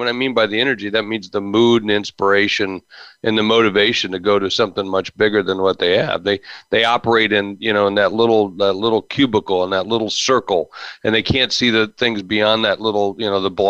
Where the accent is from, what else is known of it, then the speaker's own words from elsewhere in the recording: Charleston, West Virginia, United States; born there; I was born in Charleston, West Virginia.